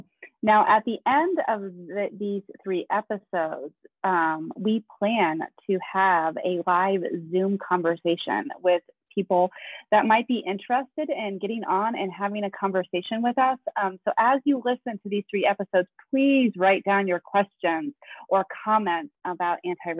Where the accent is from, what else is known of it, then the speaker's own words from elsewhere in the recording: East Coast, United States; I am a middle-aged Italian American. I'm from the East Coast.